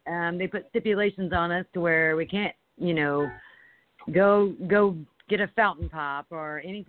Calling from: Indiana, United States

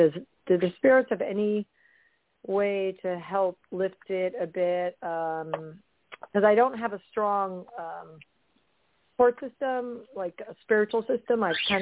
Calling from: Issaquah, Washington, United States; I'm calling from Issaquah, Washington.

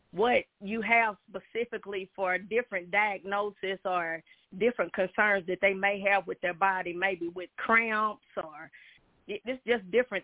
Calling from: Chattanooga, Tennessee, United States; I'm calling from Chattanooga, Tennessee.

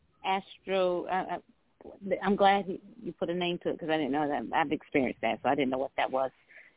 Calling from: Georgia, United States; I'm calling from Georgia.

